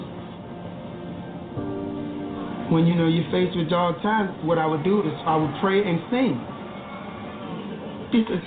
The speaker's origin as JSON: {"language": "English", "region": "Louisiana", "country": "United States", "said": "I'm from Louisiana."}